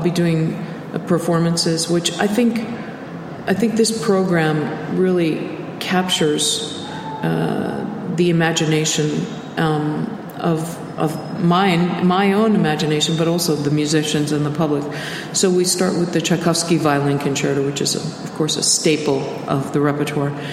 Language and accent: English; United States; being American